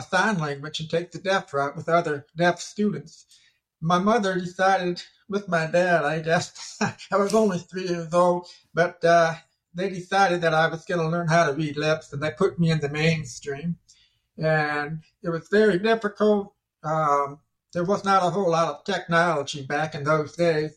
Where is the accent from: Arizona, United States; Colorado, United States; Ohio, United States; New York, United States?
Ohio, United States; Toledo; also born or lived in Savannah, Ohio; I'm from Ohio myself. I grew up in Toledo, Ohio.